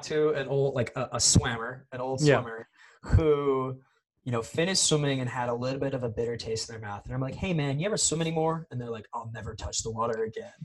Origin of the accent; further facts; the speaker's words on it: Las Vegas, Nevada, United States; I grew up in Vegas